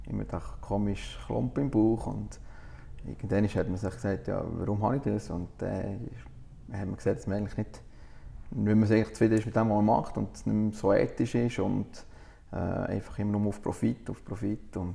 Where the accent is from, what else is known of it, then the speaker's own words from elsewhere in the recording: Italy; als Italiener habe ich mit dem ein aufgewachsen, mit Kaffee und so.